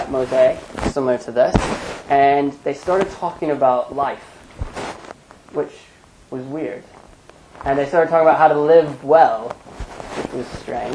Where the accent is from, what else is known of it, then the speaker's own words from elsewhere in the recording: United States; as an American